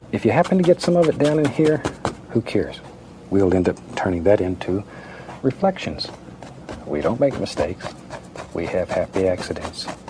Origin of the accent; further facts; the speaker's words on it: Florida, United States; moved away as an adult; I was born and raised in Florida